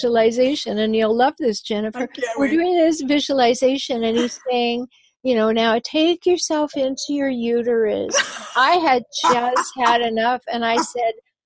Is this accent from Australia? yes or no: no; Vancouver Island, British Columbia, Canada; I was born on Vancouver Island